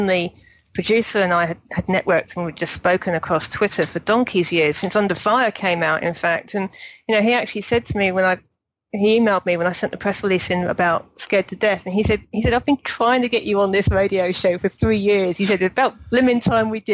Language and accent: English; Berkshire, South East England, United Kingdom; moved away as an adult; also born or lived in Kent; I'm from Berkshire originally, but I lived in Kent for 4 or 5 years before I moved over here